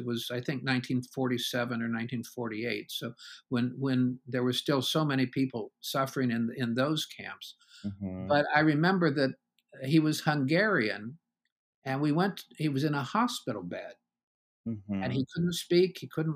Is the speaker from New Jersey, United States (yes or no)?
no; Columbus, Ohio, United States; moved away as an adult; also born or lived in California / Warsaw, Virginia; I was born in Columbus, Ohio. I'm a native Ohioan, left there to do some graduate work in California.